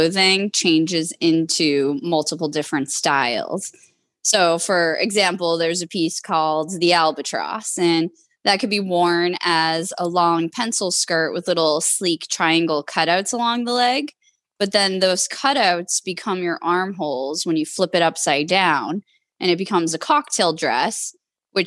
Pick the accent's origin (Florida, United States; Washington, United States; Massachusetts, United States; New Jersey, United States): Massachusetts, United States; Boston; moved away as an adult; also born or lived in California; at the time I was living in California, but I'm from the Boston area. I moved back to Boston